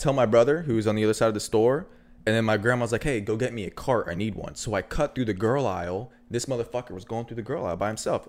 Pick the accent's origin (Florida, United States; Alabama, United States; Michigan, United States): Florida, United States; Orlando; I'm from Orlando.